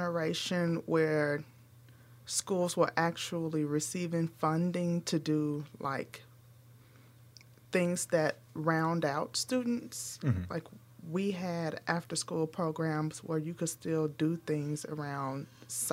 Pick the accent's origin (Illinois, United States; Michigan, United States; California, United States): Illinois, United States; Chicago; we grew up in North Lawndale.